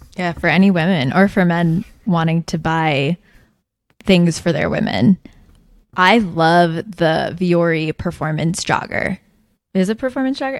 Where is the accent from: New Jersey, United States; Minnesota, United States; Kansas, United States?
New Jersey, United States; moved away; I grew up in New Jersey, like suburban